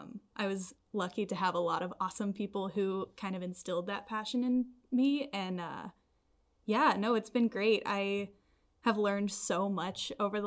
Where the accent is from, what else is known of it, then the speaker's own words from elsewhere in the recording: Nashville, Tennessee, United States; Yeah, I was born and raised in Nashville, Tennessee, which from my lack of accent, I don't think anybody would ever guess that.